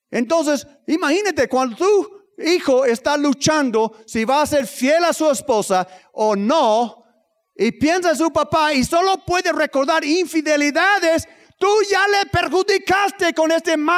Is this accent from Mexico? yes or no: yes; Tlaxcala, Mexico; nosotros somos de Tlaxcala, no nos espanto un poco de frío, vámonos.